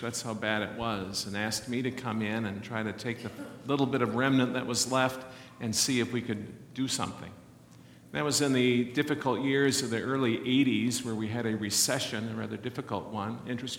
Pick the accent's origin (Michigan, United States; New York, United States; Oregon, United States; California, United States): Michigan, United States; Kalamazoo; also born or lived in Jenison, Michigan / Orange City, Iowa; now in Holland, United States; Now, I'm from Kalamazoo. My wife's from Grand Rapids. We're Western Michigan people. And then we went out to Northwest Iowa. With our children, we ended up being out there for 16 years